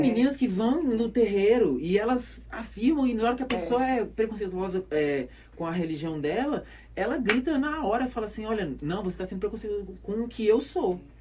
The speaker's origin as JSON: {"language": "Portuguese", "town": "Belo Horizonte", "region": "Minas Gerais", "country": "Brazil", "tie": "born or raised there", "also_born_or_lived": "Esmeraldas, Minas Gerais", "moved": "as an adult", "lives_now": "Caruaru, Brazil", "said": "eu nasci em Belo Horizonte, né? Nasci, nasci na, na favela"}